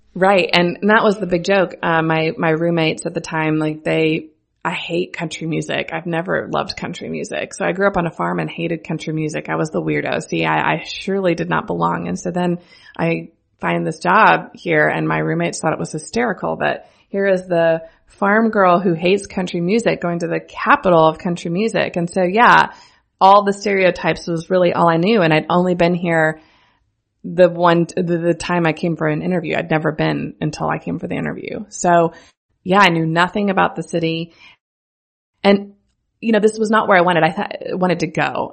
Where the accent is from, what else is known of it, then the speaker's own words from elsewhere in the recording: central Missouri, United States; I am from central Missouri. I grew up on a farm an hour east of Kansas City